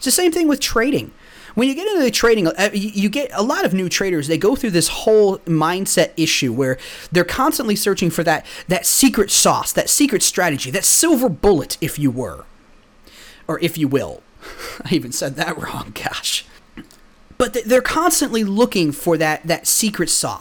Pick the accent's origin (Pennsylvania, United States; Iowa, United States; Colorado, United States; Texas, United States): Texas, United States; also born or lived in the north (US); I'm actually from the north. Well, I mean, I grew up in Texas all my life. I am from the north. We moved down here when I was 3. So I've lived the bulk of my life here.